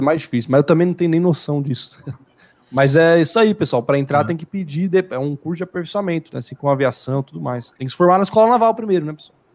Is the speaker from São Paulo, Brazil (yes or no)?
yes; São Paulo, Brazil; nós somos de São Paulo